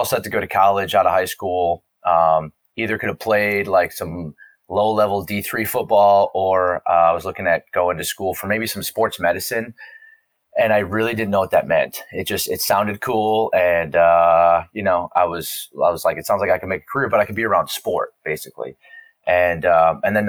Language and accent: English; just outside of Milwaukee, Wisconsin, United States; now in Louisiana, United States; I was born and raised in Wisconsin, just outside of Milwaukee in the suburbs, and grew up there.